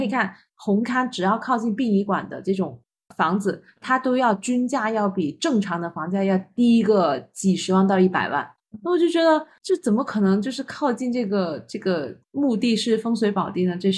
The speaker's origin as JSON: {"language": "Chinese", "town": "Guangzhou", "region": "Guangdong", "country": "China", "moved": "yes", "said": "我们广州人"}